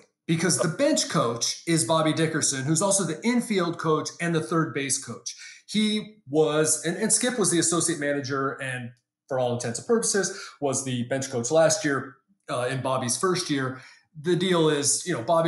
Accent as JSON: {"language": "English", "town": "San Diego", "region": "California", "country": "United States", "tie": "born or raised there", "said": "I grew up in San Diego"}